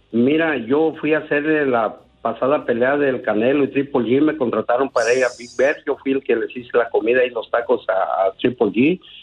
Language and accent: Spanish; Zamora, Michoacán, Mexico; also born or lived in Caurio de Guadalupe, Michoacán / La Brea, California; now in California, United States; yo nací en un pueblo que se llama Caurio de Guadalupe, pero nos criamos en Zamora